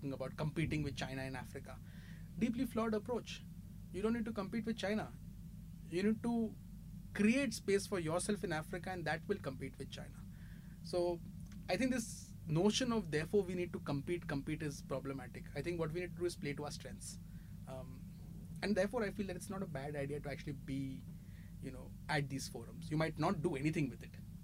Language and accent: English; India; As an Indian